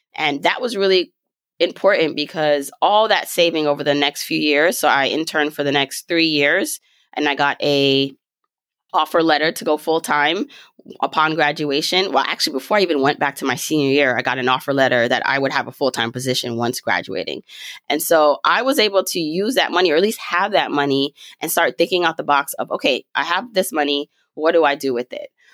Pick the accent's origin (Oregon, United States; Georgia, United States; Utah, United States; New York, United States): New York, United States; also born or lived in Jamaica; I was raised in New York. I was raised in Brooklyn